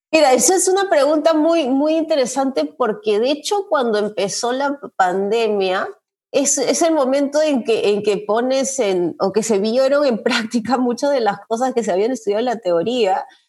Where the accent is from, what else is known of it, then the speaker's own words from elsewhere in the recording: Lima, Peru; moved away as an adult; also born or lived in Cusco, Peru; now in Illinois, United States; yo soy de Lima, ¿no? He vivido hasta los... Eh, 24, 25 años que fui a vivir a Cusco, un año, he vivido en Lima, viví en Lima toda mi vida